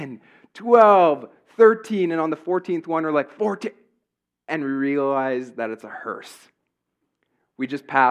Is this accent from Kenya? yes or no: no; Hepburn, Saskatchewan, Canada; I grew up in Hepburn.